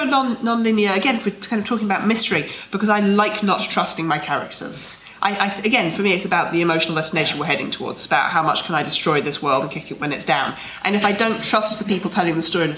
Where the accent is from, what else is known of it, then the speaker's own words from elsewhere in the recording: United Kingdom; we're British